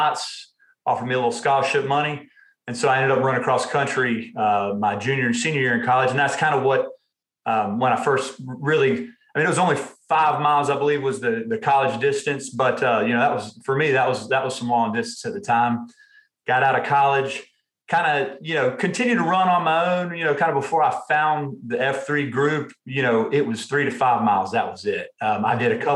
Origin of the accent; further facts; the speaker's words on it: Durham, North Carolina, United States; also born or lived in Laurinburg, North Carolina / Raleigh, North Carolina; born and raised right down the road here in Durham, North Carolina